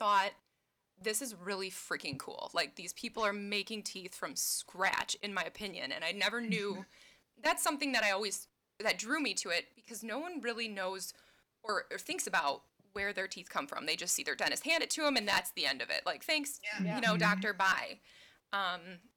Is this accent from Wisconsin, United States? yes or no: yes; southeastern Wisconsin, United States; I was born and raised in southeastern Wisconsin, like right between Chicago and Milwaukee